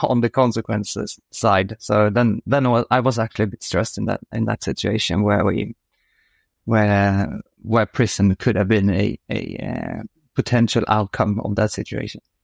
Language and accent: English; Uddevalla, Västra Götaland, Sweden; moved away as an adult; also born or lived in France; I'm born outside a quite small city called Uddevalla in, on the west coast of Sweden, which is fairly close to, to Gothenburg. So grew up there